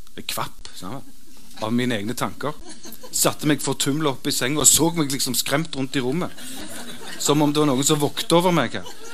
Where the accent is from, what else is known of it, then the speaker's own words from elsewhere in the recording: Stavanger, Rogaland, Norway; jeg vokste opp der jeg vokste opp, under den lyseblå, merkantile Stavanger-himmelen